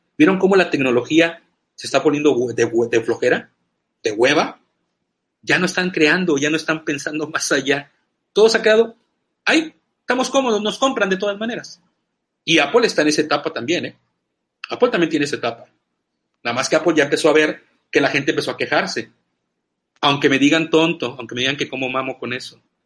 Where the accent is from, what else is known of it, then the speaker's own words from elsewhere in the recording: Veracruz, Mexico; soy mexicano y soy jarocho